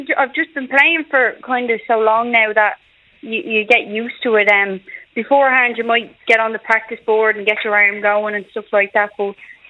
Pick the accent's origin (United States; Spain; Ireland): Ireland; Dublin, Leinster; I'm from Tallaght in Dublin.